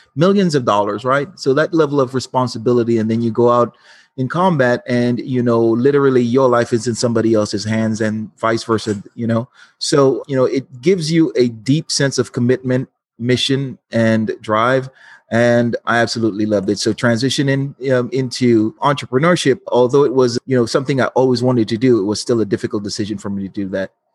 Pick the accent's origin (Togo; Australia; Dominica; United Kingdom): Dominica; moved away as an adult; also born or lived in Los Angeles, United States; now in United States; I'm from Dominica, not to be confused, uh, the Dominican Republic